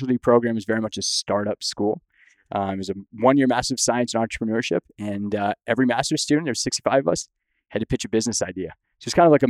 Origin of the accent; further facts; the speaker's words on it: Windsor, Ontario, Canada; moved away as an adult; now in United States; I grew up in Windsor, Ontario